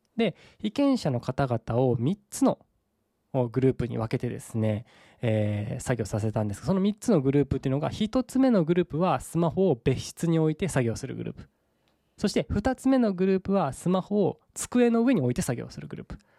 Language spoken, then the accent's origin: Japanese; Saga, Japan; 僕の地元である佐賀県